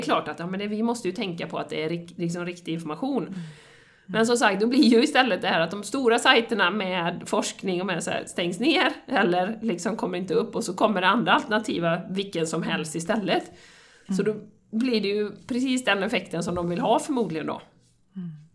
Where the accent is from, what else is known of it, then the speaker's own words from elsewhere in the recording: Sweden; som svensk